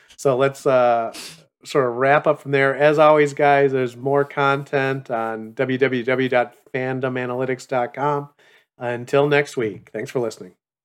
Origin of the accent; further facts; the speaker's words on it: Chicago, Illinois, United States; I come from Chicago